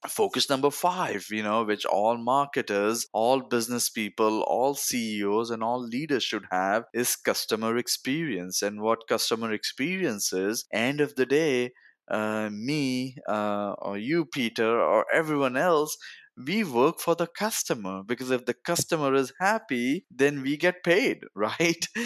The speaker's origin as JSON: {"language": "English", "town": "Mumbai", "region": "Maharashtra", "country": "India", "tie": "born or raised there", "moved": "as an adult", "lives_now": "United States", "said": "I grew up in Bombay, India"}